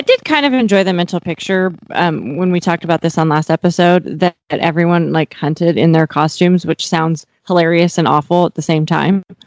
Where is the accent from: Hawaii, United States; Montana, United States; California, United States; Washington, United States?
Montana, United States; Miles City; now in Texas, United States; Miles City, Montana, my hometown